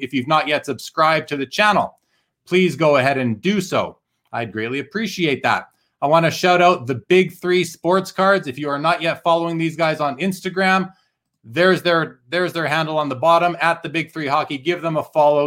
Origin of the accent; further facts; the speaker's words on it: Winnipeg, Manitoba, Canada; I grew up in Winnipeg, and I was going to card shops in the mid to late '80s